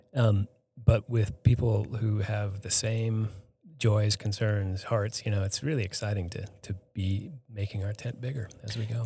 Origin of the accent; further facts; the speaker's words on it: Boston, Massachusetts, United States; moved away as an adult; now in Hardin, Montana, United States; I grew up, I'm not from Hardin. I grew up outside of, outside of Boston